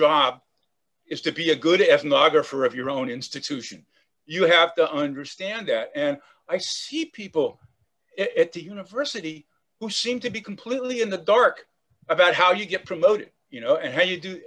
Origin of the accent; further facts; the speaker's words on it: Oakland, California, United States; I grew up in Oakland, California, in the Bay Area.